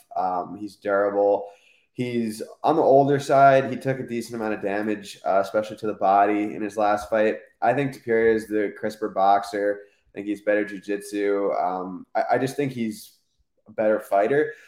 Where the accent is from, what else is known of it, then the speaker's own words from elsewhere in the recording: United States; I'm American